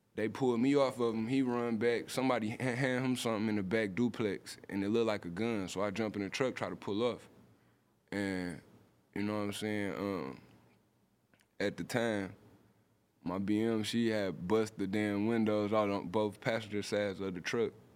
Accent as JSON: {"language": "English", "town": "Detroit", "region": "Michigan", "country": "United States", "said": "I'm from Detroit"}